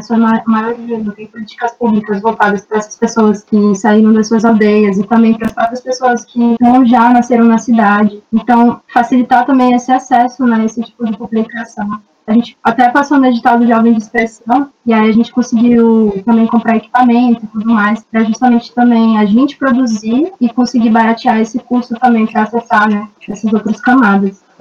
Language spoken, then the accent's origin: Portuguese; Belém, Pará, Brazil; eu sou do Pará, nasci em Belém do Pará